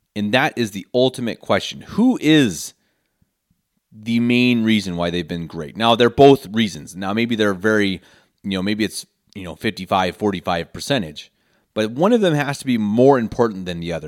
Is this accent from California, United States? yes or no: no; Denver, Colorado, United States; moved away as an adult; now in Munich, Germany; born and raised in Denver, Colorado, lifelong Broncos fan